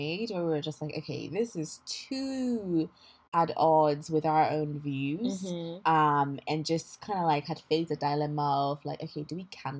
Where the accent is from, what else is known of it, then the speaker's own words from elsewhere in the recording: Ghana; now in London, United Kingdom; I'm a Ghanaian currently living in London